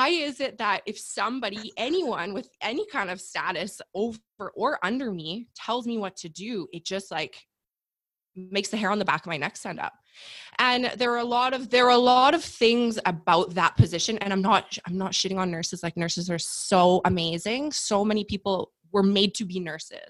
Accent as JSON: {"language": "English", "country": "Canada", "said": "I'm Canadian. So I got a year of maternity leave with my first son"}